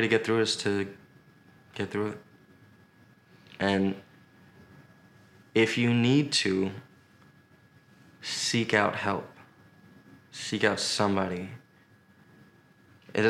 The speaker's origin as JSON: {"language": "English", "region": "New York", "country": "United States", "moved": "as an adult", "lives_now": "Los Angeles, United States", "said": "as a New Yorker"}